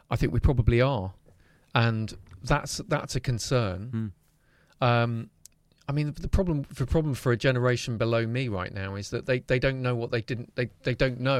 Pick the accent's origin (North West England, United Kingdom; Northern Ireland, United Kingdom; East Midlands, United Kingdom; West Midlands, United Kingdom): East Midlands, United Kingdom; Leicester; Well, I grew up in Belgrave.